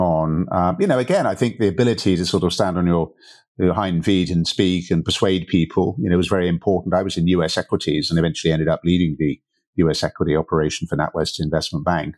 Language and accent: English; Berkshire, South East England, United Kingdom; moved away as an adult; also born or lived in Canada; now in Portugal; I grew up in, in the U K over in Berkshire